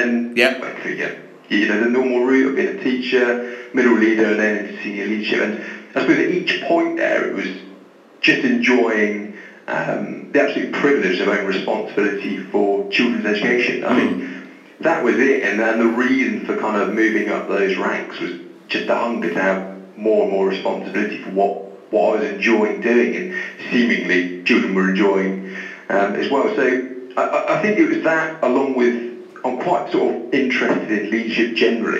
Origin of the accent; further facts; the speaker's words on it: Taunton, South West England, United Kingdom; moved away as an adult; also born or lived in Plymouth; now in Bristol, United Kingdom; I'm from Taunton, so Somerset, really.